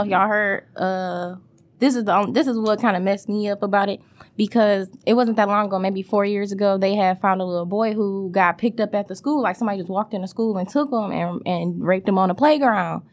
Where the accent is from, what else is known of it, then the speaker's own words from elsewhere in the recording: Detroit, Michigan, United States; also born or lived in Lansing, Michigan; going to elementary school in Wayne, right there on Wayburn and Whittier